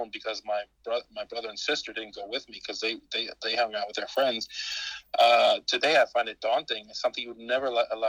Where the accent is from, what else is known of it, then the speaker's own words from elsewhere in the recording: Copenhagen, Capital Region of Denmark, Denmark; I grew up in Copenhagen, one of the outer boroughs of Copenhagen.